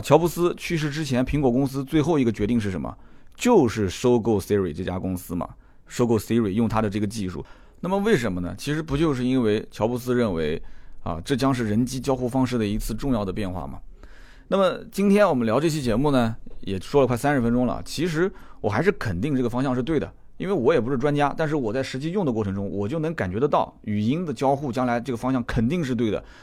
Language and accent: Chinese; China; 作为一个中国人，懂中国话的